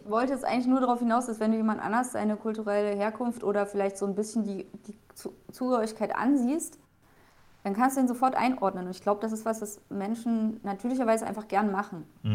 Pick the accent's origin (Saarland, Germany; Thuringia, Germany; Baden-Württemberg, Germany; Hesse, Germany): Thuringia, Germany; now in Bavaria, Germany; komme ursprünglich ja auch nicht aus Bayern, ich komme aus Thüringen